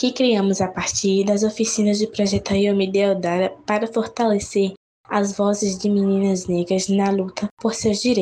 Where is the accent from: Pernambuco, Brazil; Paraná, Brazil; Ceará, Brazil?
Pernambuco, Brazil; Recife; diretamente aqui de Recife, tenho 14 anos de idade.